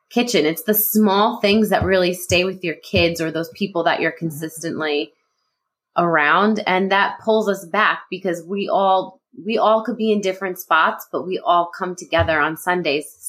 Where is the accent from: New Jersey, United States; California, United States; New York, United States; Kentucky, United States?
New Jersey, United States; I'm a Jersey girl through and through, North Jersey.